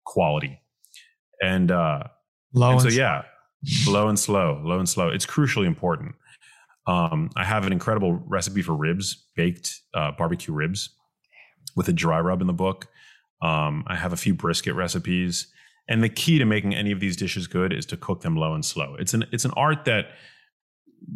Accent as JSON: {"language": "English", "town": "New York City", "region": "New York", "country": "United States", "tie": "born or raised there", "said": "growing up in New York City"}